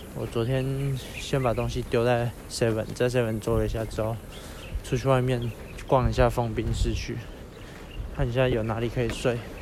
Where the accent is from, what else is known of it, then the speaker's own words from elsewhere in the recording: Yilan County, Taiwan; 我是宜兰来的